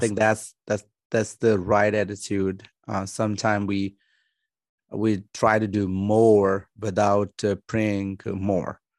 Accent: Pakistan; I'm from Pakistan

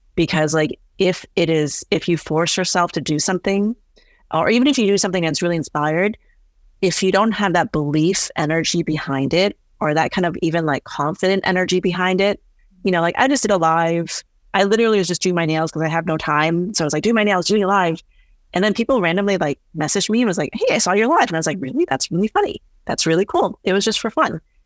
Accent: Northeast, United States; I think just growing up in the Northeast

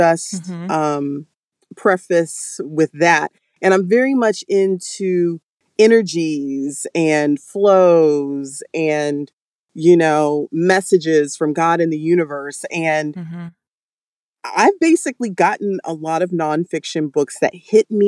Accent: Florida, United States; moved away as an adult; also born or lived in Georgia / South Carolina / New York; I was born and raised in the South. People don't think Florida is the South, but it is.

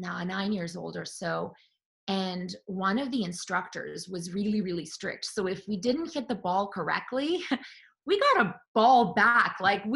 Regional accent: Belgrade, Serbia; That's correct. Belgrade, Serbia, former Yugoslavia. That's where I was born.

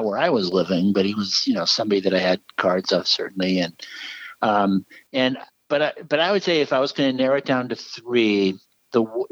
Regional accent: New England, United States; I grew up in New England, and my family, Red Sox fans, my grandparents.

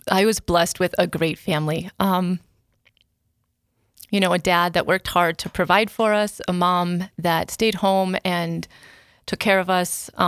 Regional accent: Rapid City, South Dakota, United States; I'm from Rapid City.

